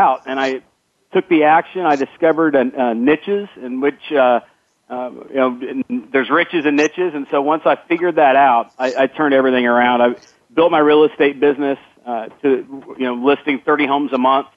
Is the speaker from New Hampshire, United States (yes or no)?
no; Northwest Missouri, United States; moved away as an adult; now in Dallas, United States; I grew up in Northwest Missouri. I grew up as a farm boy